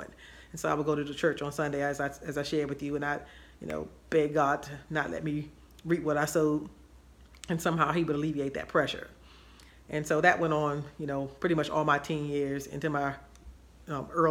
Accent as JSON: {"language": "English", "town": "Washington", "region": "District of Columbia", "country": "United States", "tie": "born or raised there", "said": "I grew up in Washington, D.C., and my family was Baptist and proud Baptist"}